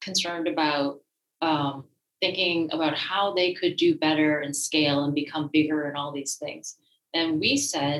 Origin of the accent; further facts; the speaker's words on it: Massachusetts, United States; also born or lived in France; I am originally from the Massachusetts area